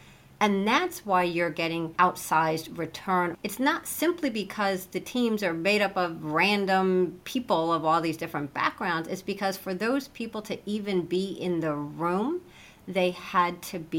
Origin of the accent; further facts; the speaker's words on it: Midwest, United States; I came from the Midwest and my parents are pretty conservative in their just way of being.